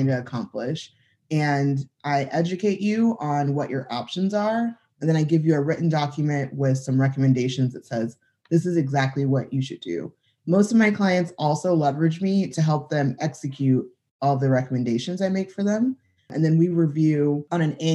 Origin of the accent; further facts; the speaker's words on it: Southern California, United States; moved away as an adult; also born or lived in San Diego; now in Tulsa, United States; I grew up in Southern California, so that'll always have a big piece of me